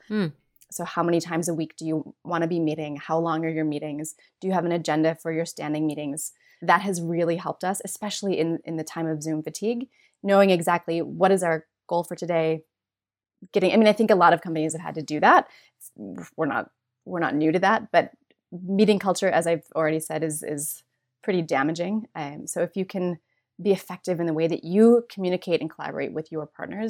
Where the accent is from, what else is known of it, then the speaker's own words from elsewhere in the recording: Minnesota, United States; I grew up in Minnesota.